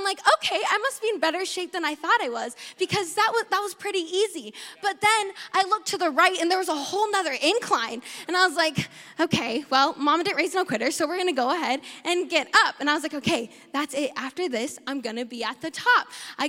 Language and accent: English; South Dakota, United States; I grew up in South Dakota, the better Dakota